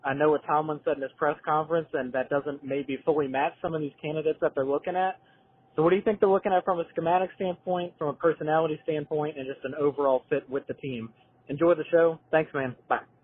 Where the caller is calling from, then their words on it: Richmond, Virginia, United States; I'm calling from Richmond, Virginia